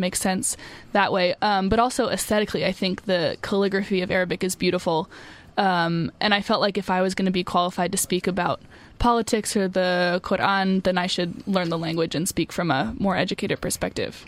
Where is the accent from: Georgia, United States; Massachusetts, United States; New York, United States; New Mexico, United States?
Massachusetts, United States; Boston; moved away as an adult; I'm from Boston, Massachusetts